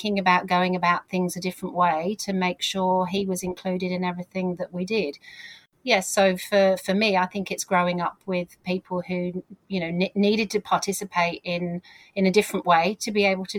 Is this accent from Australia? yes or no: no; South of England, United Kingdom; as you've picked up with my accent, I grew up in the south of England